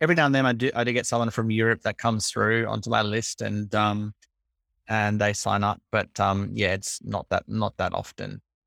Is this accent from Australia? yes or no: yes; Australia; I'm Australian.